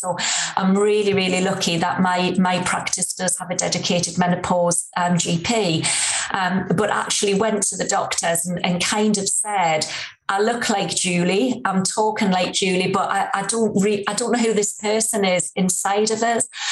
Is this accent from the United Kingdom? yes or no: yes; Newcastle upon Tyne, North East England, United Kingdom; accent: Geordie; I'm, a true Geordie girl, as you can probably tell from my accent